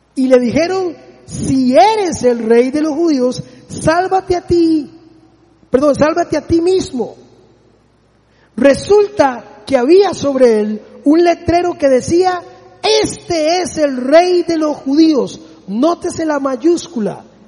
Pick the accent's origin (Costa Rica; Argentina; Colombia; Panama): Costa Rica; como buen tico